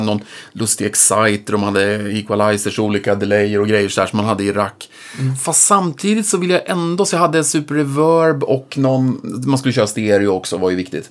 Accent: Norrköping, Östergötland, Sweden; i Norrköping, där jag kommer ifrån

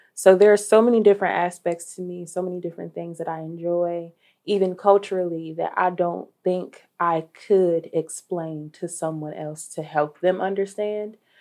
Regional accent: Dayton, Ohio, United States; I'm from Dayton, Ohio, born and raised

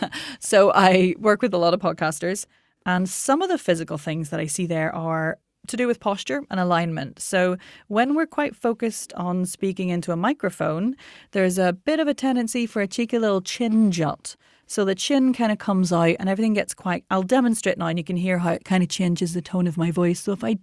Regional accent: Ireland; I mean, I'm Irish.

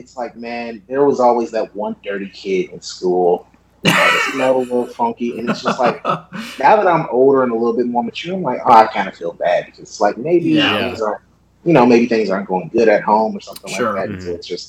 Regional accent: Detroit, Michigan, United States; now in Arizona, United States; I'm originally born and raised in Detroit, Michigan. I love all the Detroit sports teams.

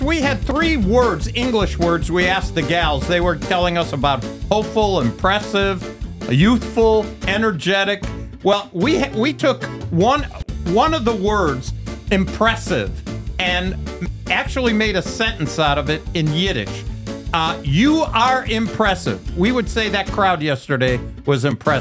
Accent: United States; I'm an American. I'm a Jewish American.

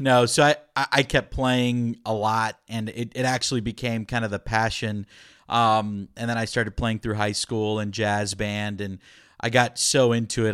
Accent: Orlando, Florida, United States; first language Spanish; English is a second language; moved away as an adult; also born or lived in Puerto Rico; now in Austin, United States; I'm originally from Florida, born and raised in Florida, kind of in the Orlando area

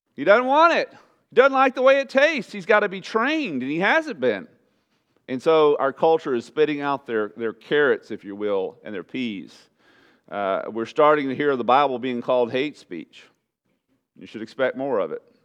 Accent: Southeast Texas, United States; moved away; in Southeast Texas, everybody went to church

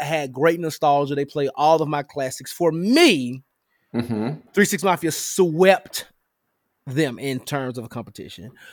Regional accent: Memphis, Tennessee, United States; my hometown of Memphis, Tennessee

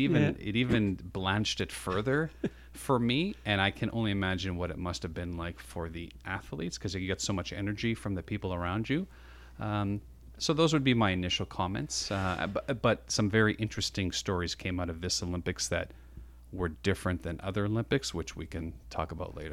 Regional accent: Canada; there's a little proud part of being a Canadian.

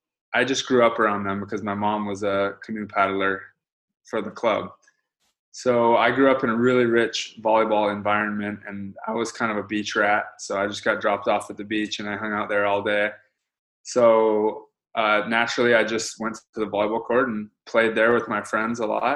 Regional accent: Honolulu, Hawaii, United States; now in Los Angeles, United States; I grew up in Hawaii, Honolulu, Hawaii. And I'm actually headed back there in 2 days. I'm excited about that. But I'm born and raised out there. Some of my family's still out there.

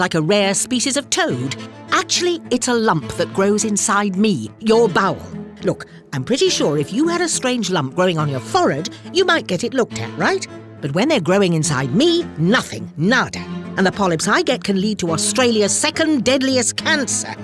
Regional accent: California, United States; moved away; I'm a Californian, I'm not anymore, but I lived there for thirty-five years

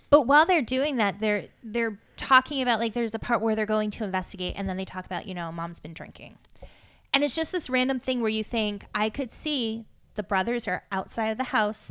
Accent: Massachusetts, United States; I grew up in Drake at Mass

